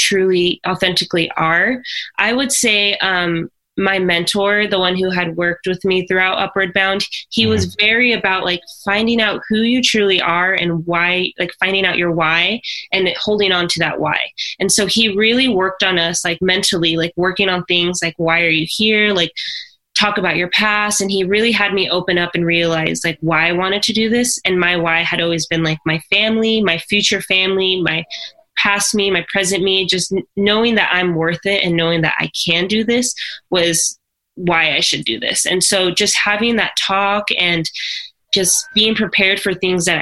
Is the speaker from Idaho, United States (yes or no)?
yes; near Boise, Idaho, United States; we would go to Boise State University. And so that was about 15, 20 minutes from my hometown